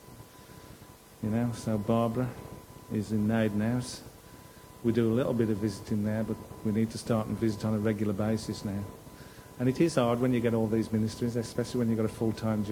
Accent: Cannock, West Midlands, United Kingdom; I'm from Cannock, I can go and knock on doors because I know people

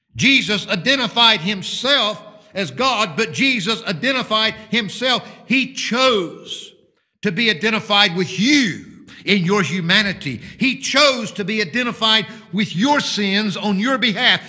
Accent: United States; now in United Kingdom; Mine happens to be a blue passport instead of your burgundy one, which identifies me as an American citizen

